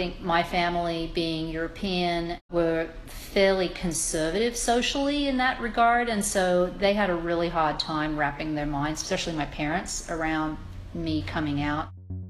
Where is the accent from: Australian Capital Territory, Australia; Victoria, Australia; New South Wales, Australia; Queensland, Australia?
New South Wales, Australia; Sydney; now in Los Angeles, United States; I am originally from Sydney, Australia, but I have been living in Los Angeles in the United States since 1978.